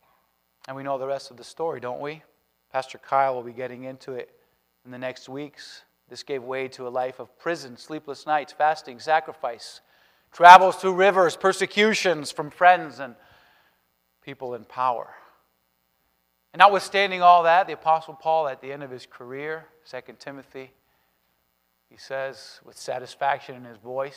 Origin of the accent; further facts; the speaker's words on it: Spain; born there; but I was born in Spain. Parents are missionaries there, going on 40 years.